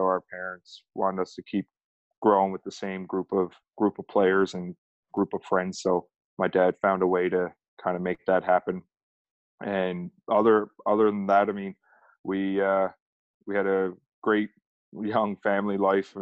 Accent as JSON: {"language": "English", "town": "Mount Pearl", "region": "Newfoundland and Labrador", "country": "Canada", "tie": "born or raised there", "said": "I grew up in Mount Pearl, Newfoundland, Labrador, which is literally right outside of St. John's, capital of Newfoundland, Labrador."}